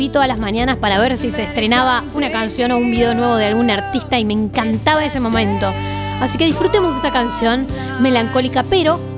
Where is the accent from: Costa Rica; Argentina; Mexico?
Argentina; Bariloche, Río Negro; soy de Bariloche.